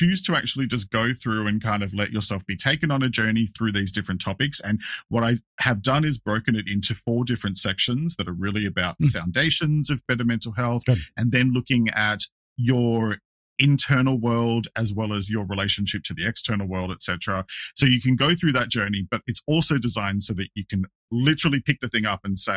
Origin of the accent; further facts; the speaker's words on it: Australia; I'm an Australian.